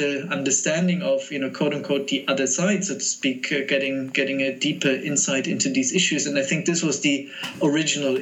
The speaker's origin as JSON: {"language": "English", "town": "Munich", "region": "Bavaria", "country": "Germany", "tie": "born or raised there", "moved": "as an adult", "said": "I grew up in Munich in a setting that was not very diverse"}